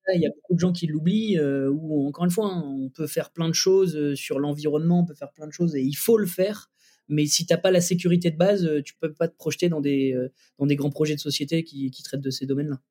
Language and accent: French; Lille, Hauts-de-France, France; also born or lived in Roubaix; je suis un petit gars qui a grandi entre Lille et Roubaix